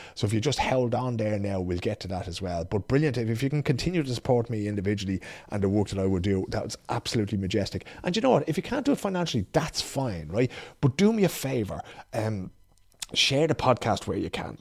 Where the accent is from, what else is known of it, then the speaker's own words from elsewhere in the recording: Dublin, Leinster, Ireland; accent: Dublin; now in Sweden; my Dublin accent